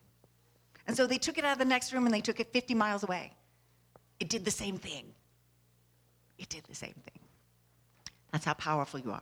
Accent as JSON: {"language": "English", "town": "Nashville", "region": "Tennessee", "country": "United States", "tie": "born or raised there", "said": "when I grew up in Nashville."}